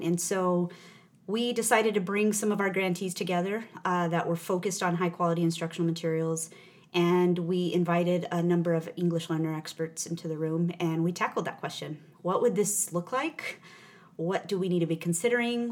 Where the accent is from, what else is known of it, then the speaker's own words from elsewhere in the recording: New Mexico, United States; I'm I'm a native of New Mexico. Mm-hmm. I grew up there in a rural town